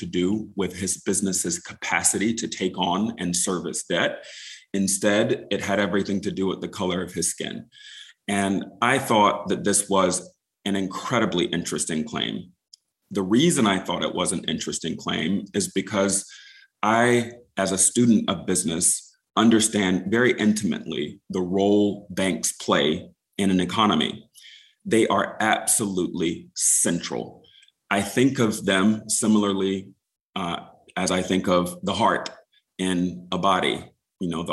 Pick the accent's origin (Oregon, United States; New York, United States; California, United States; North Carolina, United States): North Carolina, United States; Wilmington; moved away as an adult; also born or lived in Seattle / Charleston, South Carolina; I grew up in Wilmington, North Carolina, which is just a stone's throw away